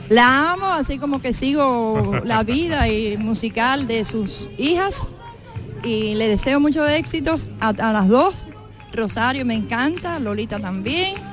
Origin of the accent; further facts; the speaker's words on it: Cuba; yo soy de Cuba, estoy aquí de visita.